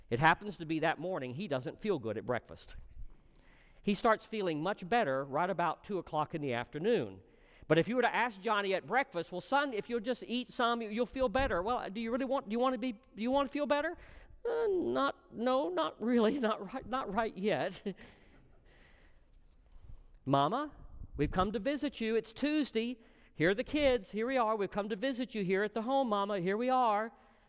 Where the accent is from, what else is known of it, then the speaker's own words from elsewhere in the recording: Texas, United States; I'm from Texas. I know about this.